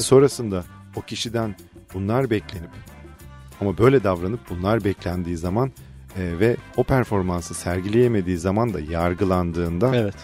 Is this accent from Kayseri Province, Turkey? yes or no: no; Fethiye, Muğla, Turkey; Fethiye'liyiz biz